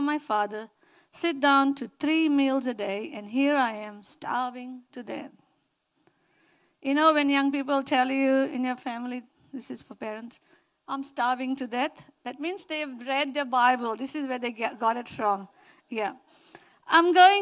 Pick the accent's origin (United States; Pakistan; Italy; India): India; accent: Indian; moved away; my Indian accent